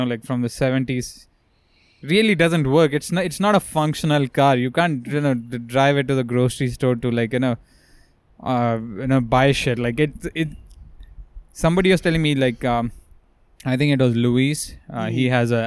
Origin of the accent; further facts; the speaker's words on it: India; moved away; as an Indian person